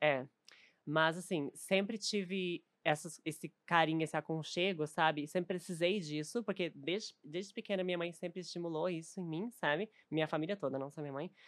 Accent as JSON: {"language": "Portuguese", "town": "Novo Hamburgo", "region": "Rio Grande do Sul", "country": "Brazil", "also_born_or_lived": "Porto Alegre", "moved": "as an adult", "lives_now": "São Paulo, Brazil", "said": "sou de Novo Hamburgo que é pertinho, assim, 40 quilômetros, bem pertinho"}